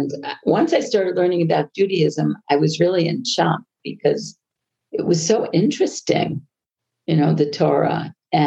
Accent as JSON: {"language": "English", "area": "Long Island", "region": "New York", "country": "United States", "tie": "born or raised there", "also_born_or_lived": "Colorado", "accent": "American", "moved": "as an adult", "lives_now": "Israel", "said": "I grew up on Long Island"}